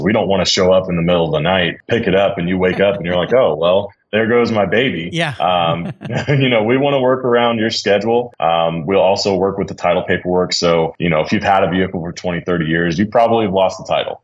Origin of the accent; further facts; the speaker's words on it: Dallas, Texas, United States; I grew up in Dallas, born and raised